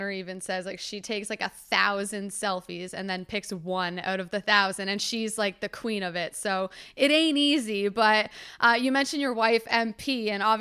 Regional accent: London, United Kingdom; because I'm from London and I've known him and his sister for a while.

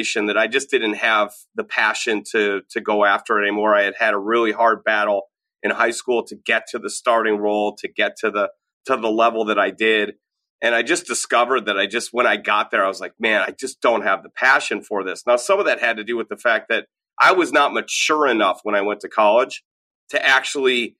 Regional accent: United States; also born or lived in Minnesota / Illinois; as an American from the suburbs

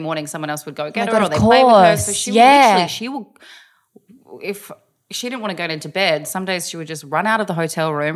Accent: Deniliquin, New South Wales, Australia; moved away; I grew up in Deniliquin.

